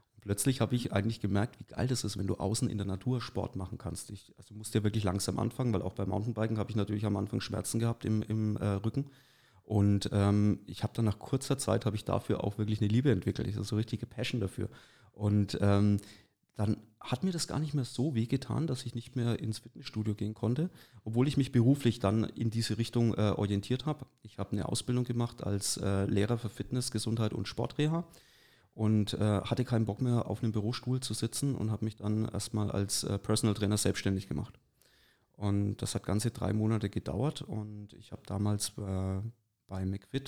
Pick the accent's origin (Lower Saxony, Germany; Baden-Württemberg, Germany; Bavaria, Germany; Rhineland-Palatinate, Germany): Bavaria, Germany; Neustadt an der Aisch; moved away as an adult; now in Forchheim, Germany; ich bin, wie gesagt, in Neustadt an der Aisch äh, geboren und aufgewachsen